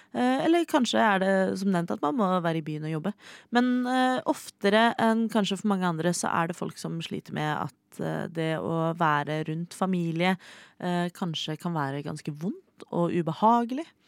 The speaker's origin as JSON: {"language": "Norwegian", "region": "Oslo", "country": "Norway", "said": "jeg er fra Oslo"}